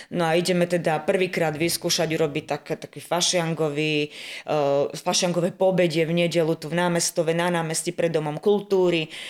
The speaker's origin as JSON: {"language": "Slovak", "town": "Tekovské Nemce", "region": "Nitra Region", "country": "Slovakia", "moved": "as an adult", "lives_now": "Orava, Slovakia", "said": "Ja pochádzam z obce Tekovské Nemce, to je pri Zlatých Moravciach"}